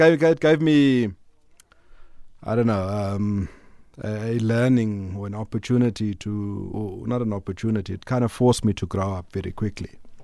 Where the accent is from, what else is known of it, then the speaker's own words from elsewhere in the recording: Durban, KwaZulu-Natal, South Africa; And, so I grew up in Durban, in a little colored area called Newlands East.